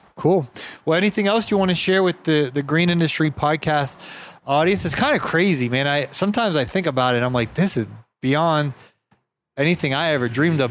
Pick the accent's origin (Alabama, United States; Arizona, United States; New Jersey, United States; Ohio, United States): Ohio, United States; I grew up in Ohio